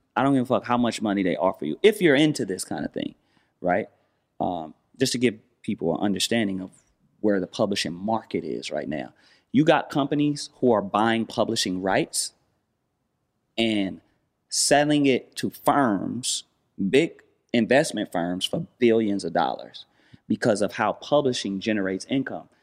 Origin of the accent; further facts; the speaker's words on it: Los Angeles, California, United States; I'm from Watts.